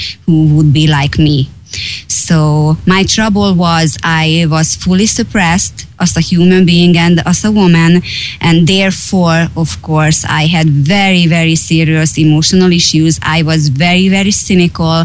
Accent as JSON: {"language": "English", "country": "Hungary", "tie": "born or raised there", "second_language": "English", "moved": "yes", "said": "I am from Hungary. I was born 43 years ago"}